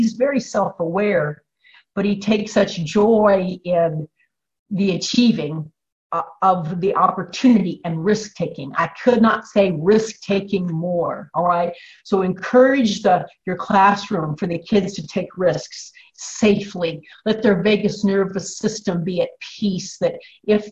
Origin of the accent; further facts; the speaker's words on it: Illinois, United States; I'm from Illinois